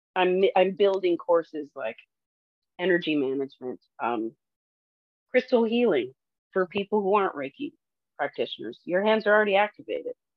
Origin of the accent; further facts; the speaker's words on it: Detroit, Michigan, United States; moved away; I'm from Detroit